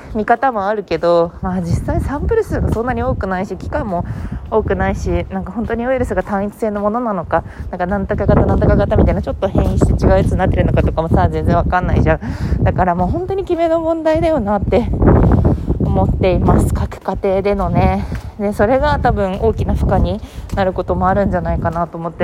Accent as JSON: {"language": "Japanese", "region": "Fukuoka", "country": "Japan", "tie": "born or raised there", "moved": "yes", "said": "福岡出身"}